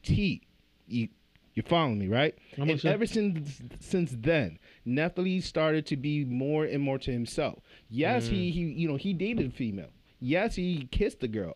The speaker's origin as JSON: {"language": "English", "town": "Central Falls", "region": "Rhode Island", "country": "United States", "tie": "born or raised there", "said": "When we were growing up in Central Fall, we had a toy room"}